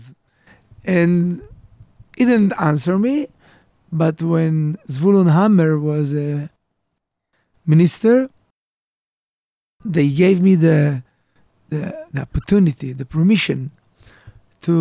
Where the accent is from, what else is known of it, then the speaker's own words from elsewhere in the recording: Givatayim, Tel Aviv District, Israel; English is a second language; also born or lived in Kfar Roe / Alon Shvut; I grew up in Givatayim